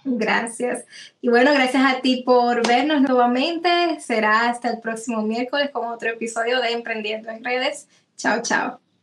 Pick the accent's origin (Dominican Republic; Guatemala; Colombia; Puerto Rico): Dominican Republic; como en dominicano se dice gaguear